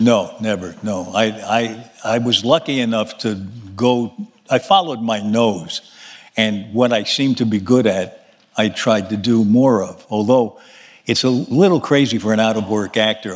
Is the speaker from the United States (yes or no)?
yes; New York City, New York, United States; born or raised there